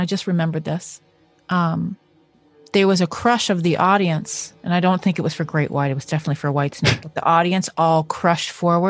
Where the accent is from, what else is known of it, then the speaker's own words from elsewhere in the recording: Southern New Hampshire, United States; I grew up in Southern New Hampshire when I was in high school